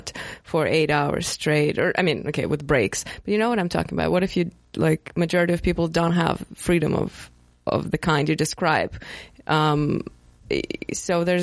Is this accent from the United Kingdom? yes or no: no; Russia; now in United States; I'm not American, and, well, Russia is a different society, even if not, like, definitely not pagan. But moving to America and living here